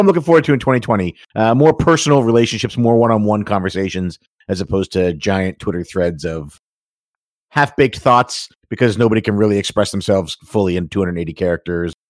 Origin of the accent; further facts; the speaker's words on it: Canada; being Canadian and being proud of being Canadian